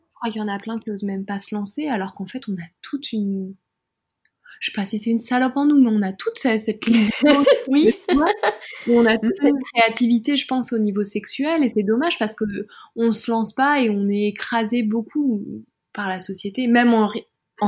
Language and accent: French; France; je suis française